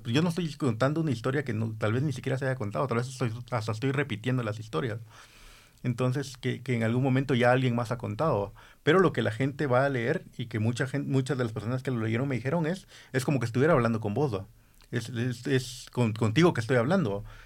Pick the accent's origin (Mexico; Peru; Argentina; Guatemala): Guatemala; also born or lived in Honduras; tenemos identidad aquí como guatemaltecos